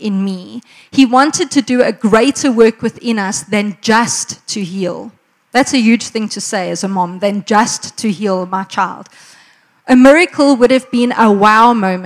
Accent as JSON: {"language": "English", "town": "Margate", "region": "KwaZulu-Natal", "country": "South Africa", "moved": "yes", "lives_now": "Pretoria, South Africa", "said": "I come from Margate, which is why I can in the Afrikaans style praat nie"}